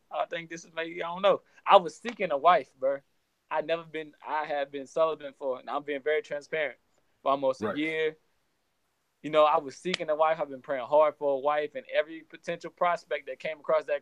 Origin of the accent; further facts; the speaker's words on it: Geismar, Louisiana, United States; moved away as an adult; also born or lived in Virginia; I'm from a small town in Louisiana called Geismar in the Ascension Parish in between Baton Rouge and New Orleans.